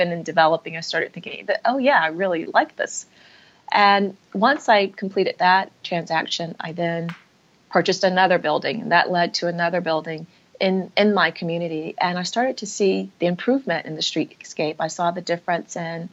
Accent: Atlanta, Georgia, United States; moved away as an adult; also born or lived in Massachusetts; I was raised in Atlanta, Georgia.

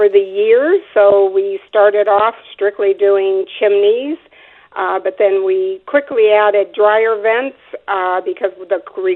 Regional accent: Phoenix, Arizona, United States; I actually was born and raised in Phoenix, Arizona. I'm a Arizona native

